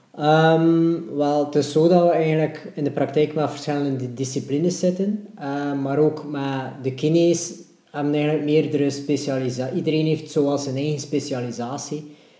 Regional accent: Ostend, Flanders, Belgium; ik ben eigenlijk ook van de Vuurtorenwijk

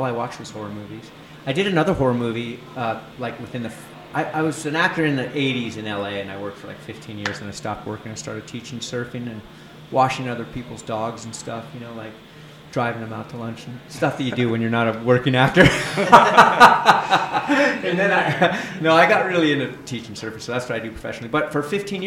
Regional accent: California, United States; I'm from California

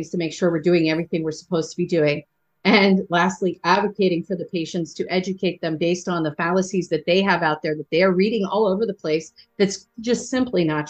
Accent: Philadelphia, Pennsylvania, United States; I'm from Philly. We say guys.

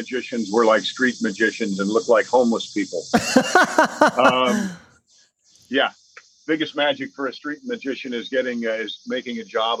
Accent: Mount Kisco, New York, United States; I was born in Mount Kisco, New York, which is Westchester County, New York.

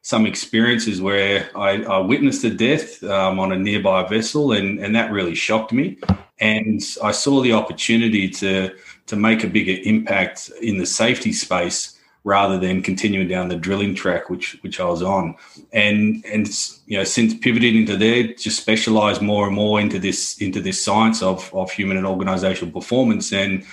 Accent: Australia; accent: Australian; moved away as an adult; now in London, United Kingdom; Australian by birth, but based here in London

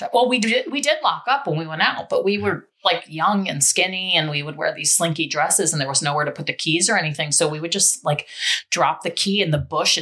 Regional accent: New York City, New York, United States; I'm from the Bronx

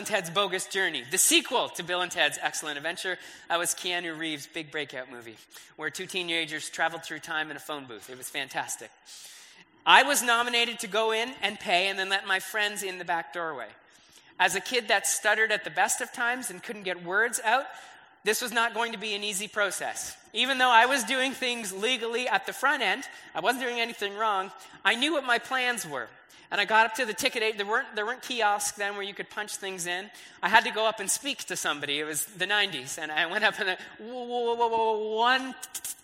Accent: Brantford, Ontario, Canada; I grew up in Brantford

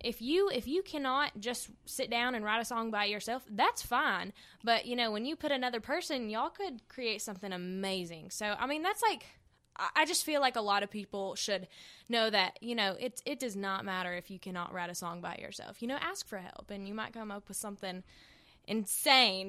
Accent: Hendersonville, North Carolina, United States; accent: country; I was born in Hendersonville, North Carolina. I grew up on a farm

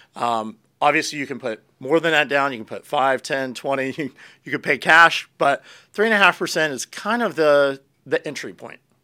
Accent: Pennsylvania, United States; now in Florida, United States; I grew up in Pennsylvania

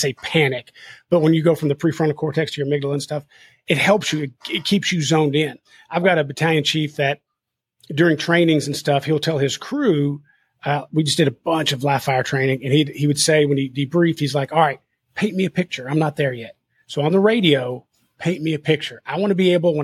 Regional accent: Kentucky, United States; I'm from Kentucky

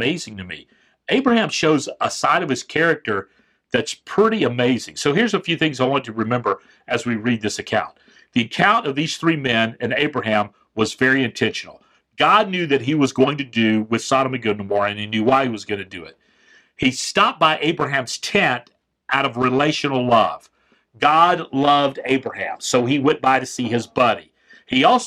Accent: Florida Panhandle, United States; I grew up in the Panhandle of Florida

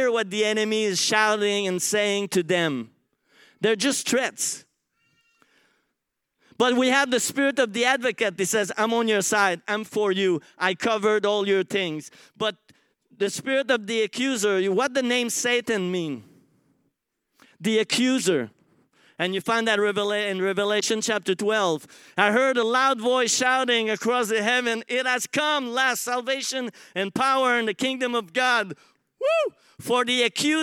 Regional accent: Montreal, Quebec, Canada; English is a second language; moved away as an adult; now in Australia; I come from Montreal

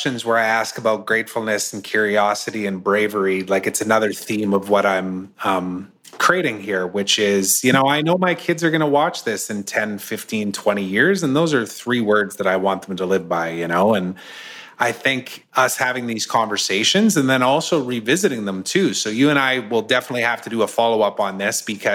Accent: Canada; also born or lived in United States; I'm Canadian

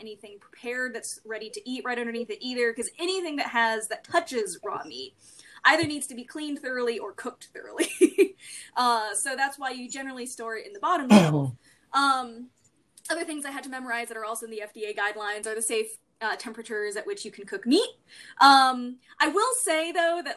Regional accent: Arizona, United States; I had to get a food handler's card when I was growing up in Arizona

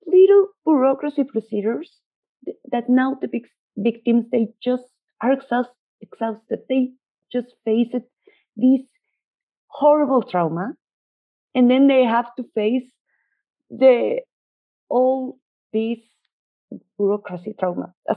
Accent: Mexico; I'm seeing everything from the Mexican perspective

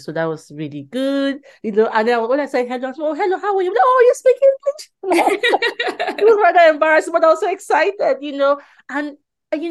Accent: Nigeria; now in England, United Kingdom; I'm originally from Nigeria, so we still had our Nigerian passport

